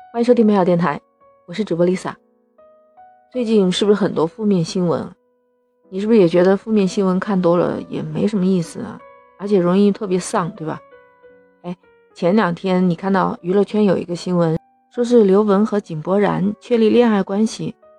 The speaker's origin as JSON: {"language": "Chinese", "country": "China", "said": "我们中国人"}